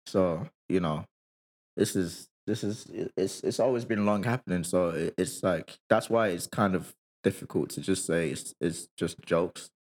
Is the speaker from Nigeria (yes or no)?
yes; Nigeria; moved away; when I was growing up in Nigeria